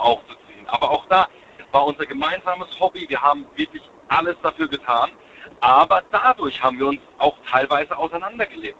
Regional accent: Sinsheim, Baden-Württemberg, Germany; Ich komme aus Sinsheim

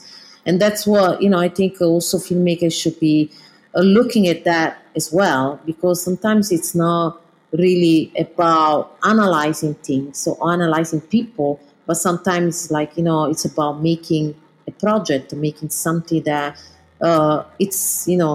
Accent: Southern Italy, Italy; English is a second language; moved away as an adult; also born or lived in London / New York; being from the south of Italy

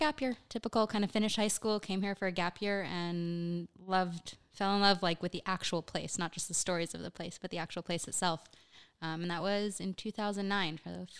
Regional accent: Miami, Florida, United States; also born or lived in New York / Pennsylvania / Iowa / Minnesota; now in Israel; I was born in New York, then moved to Pennsylvania, then Iowa, then Minnesota, then Boca, grew up in Miami, moved back to New York, and now I live here.

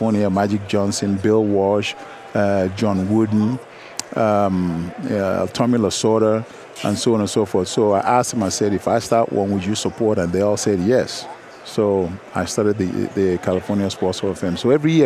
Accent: Nigeria; moved away; growing up in Nigeria

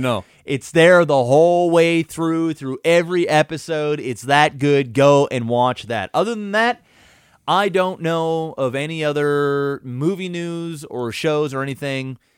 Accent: Canada; I'm Canadian and I've always lived here

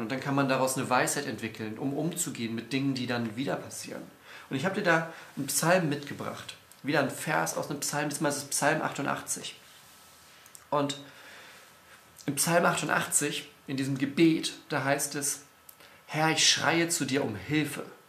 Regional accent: Northern Germany, Germany; als Norddeutscher

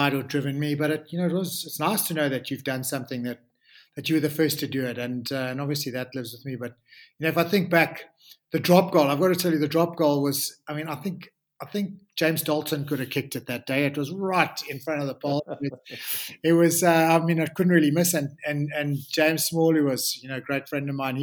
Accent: South Africa; as South African rugby players

